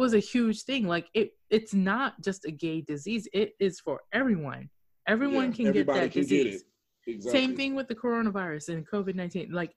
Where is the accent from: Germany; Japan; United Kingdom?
Japan; Okinawa; I'm from Okinawa, speak Japanese and Hokkien.